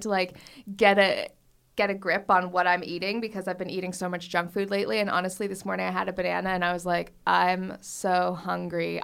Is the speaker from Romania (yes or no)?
no; Canada; moved away; I'm Canadian